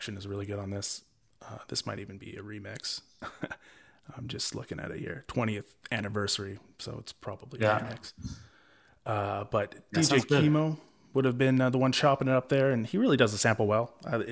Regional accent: Vancouver, British Columbia, Canada; I was from Vancouver

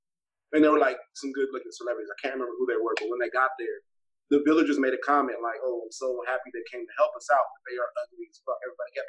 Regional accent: Las Vegas, Nevada, United States; also born or lived in Okinawa; I was like, I'm kind of from Vegas, but, you know, I grew up in other places.

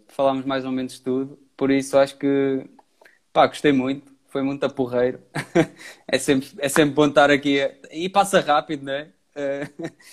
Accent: Pombal, Centro, Portugal; also born or lived in Viseu; now in Porto, Portugal; Eu sou de Pombal, uh, vivo no Porto, Uh, e agora atualmente estou em Viseu

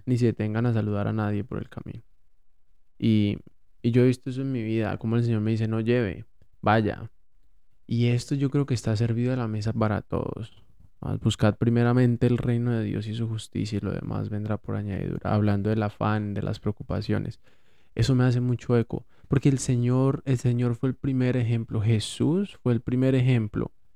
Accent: Colombia

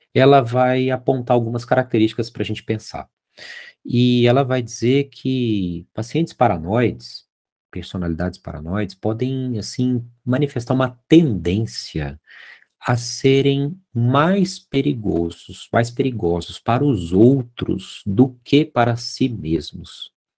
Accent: Minas Gerais, Brazil; Lá em Minas a gente chama isso de olhar de rabo de olho, sabe? Que eu sou mineiro

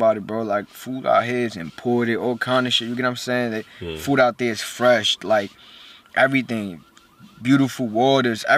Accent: New York City, New York, United States; born or raised there; English is a second language; also born or lived in Puerto Rico

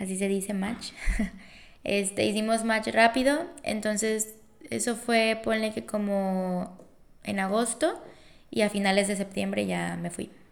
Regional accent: Colima, Mexico; soy de Colima

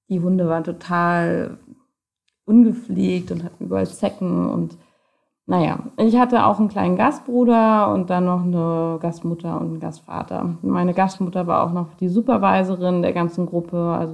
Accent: Germany; so wie man halt als Teenager in Deutschland, wenn man so ein bisschen rebellisch ist, eben auch unterwegs ist

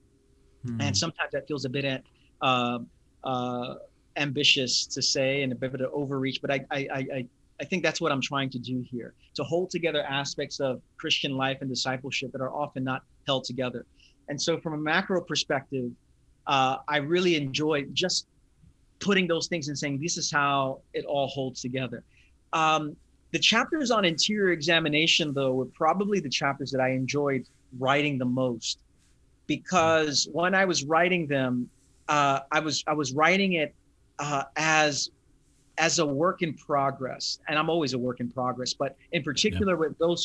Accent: New York City, New York, United States; also born or lived in Queens, New York; I'm a native New Yorker of Puerto Rican descent. My parents are from Puerto Rico, and I was born in Brooklyn, have lived here. I'm 42 years old. I've lived in Brooklyn 34 years and the last 8 years in Queens.

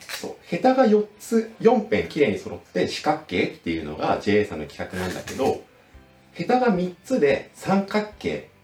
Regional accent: Niigata, Japan; born or raised there

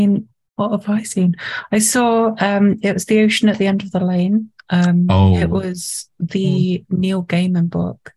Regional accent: Nottinghamshire, East Midlands, United Kingdom; moved away; because I'm from Nottinghamshire, I was thinking about going back to Notts

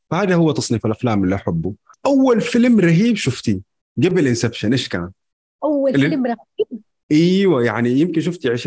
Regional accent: Mecca, Makkah Province, Saudi Arabia; من مكة

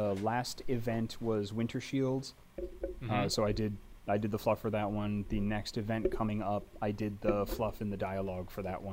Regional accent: Saratoga Springs, New York, United States; a comic book shop in my hometown, Saratoga Springs, New York

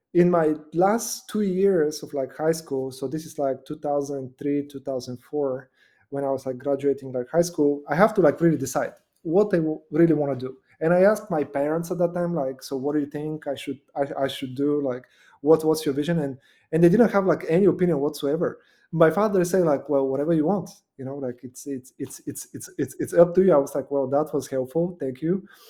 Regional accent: Nova Zagora, Sliven Province, Bulgaria; now in United States; I was born in Nova Zagora, which is like in the middle of, of Bulgaria, just below like the mountains.

